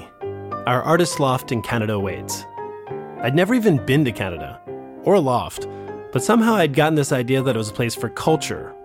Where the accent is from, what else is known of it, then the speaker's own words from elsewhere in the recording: New York, United States; I'm from New York